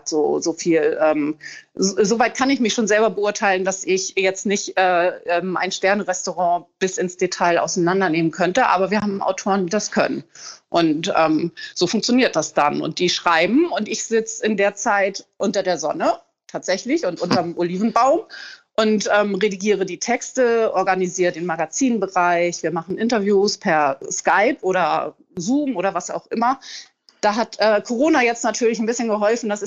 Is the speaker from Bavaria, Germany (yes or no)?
no; Hamburg, Germany; moved away as an adult; now in Portugal; bin schweren Herzens aus Hamburg tatsächlich weggegangen, weil Hamburg eigentlich meine Heimatstadt ist und ich die Stadt auch sehr, sehr liebe.